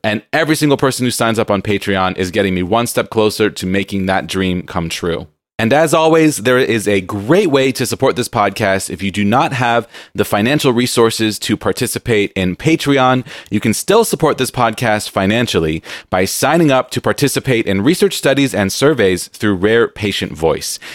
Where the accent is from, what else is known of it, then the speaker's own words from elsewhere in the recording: San Diego, California, United States; I grew up in San Diego